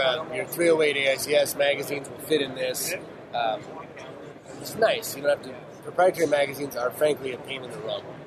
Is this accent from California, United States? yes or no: yes; California, United States; we're, we're from California